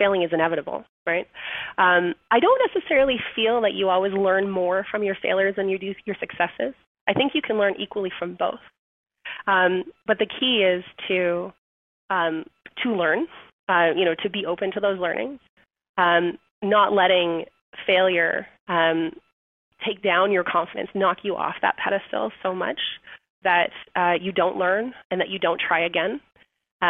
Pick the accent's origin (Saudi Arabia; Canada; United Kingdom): Canada; We're Canadian